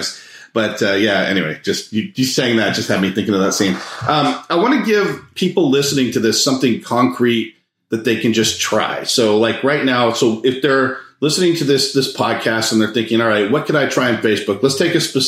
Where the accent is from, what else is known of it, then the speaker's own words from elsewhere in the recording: Monterey, California, United States; I grew up in Monterey, California